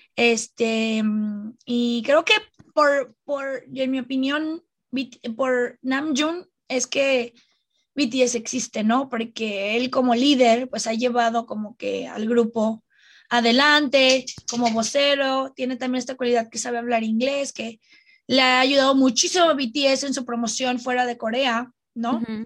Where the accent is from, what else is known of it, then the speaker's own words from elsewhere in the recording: Mexico; somos dos armies mexicanas feministas